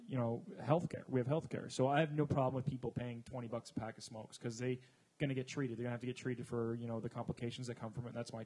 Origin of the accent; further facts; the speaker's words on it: Canada; moved away; I'm Canadian